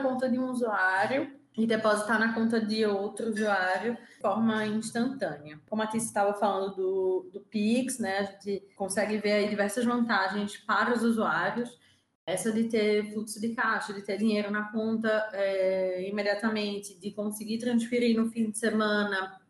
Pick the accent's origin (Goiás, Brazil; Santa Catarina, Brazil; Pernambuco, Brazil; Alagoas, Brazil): Pernambuco, Brazil; Recife; also born or lived in São Paulo; eu sou de Recife, é, hoje duas nordestinas aqui nesse podcast